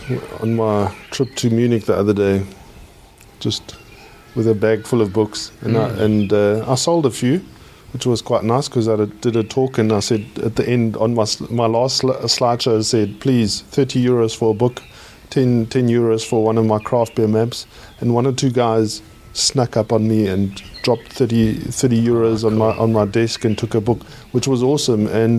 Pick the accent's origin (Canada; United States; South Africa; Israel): South Africa; I'm from South Africa